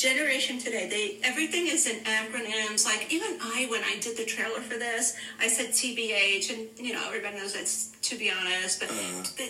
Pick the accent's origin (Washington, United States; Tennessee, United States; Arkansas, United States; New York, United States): New York, United States; New York City; I grew up in Brooklyn